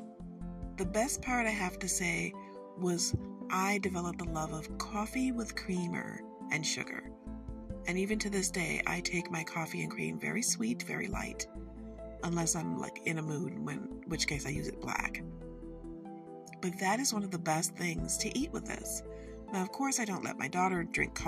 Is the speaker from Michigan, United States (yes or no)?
yes; Michigan, United States; we're from Michigan